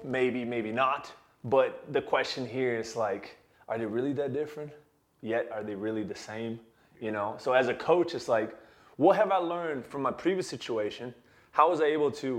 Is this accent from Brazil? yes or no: yes; Brazil; moved away as an adult; I was born and raised in Brazil, and I had the dream to one day work in the league. And when I left Brazil to pursue a degree internationally